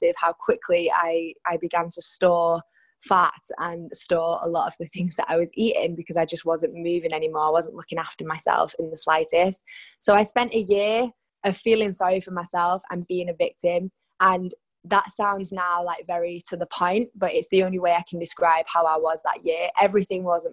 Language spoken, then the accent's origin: English; Salford, North West England, United Kingdom; moved away as an adult; now in Barcelona, Spain; Growing up in Salford in Manchester